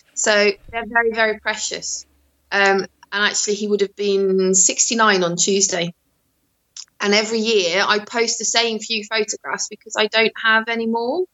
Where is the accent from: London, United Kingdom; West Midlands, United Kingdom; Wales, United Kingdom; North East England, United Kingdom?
West Midlands, United Kingdom; Shrewsbury; also born or lived in Netherlands; I moved to England when I was seven. So I've been in Shropshire since I was seven and Shrewsbury since I was fourteen.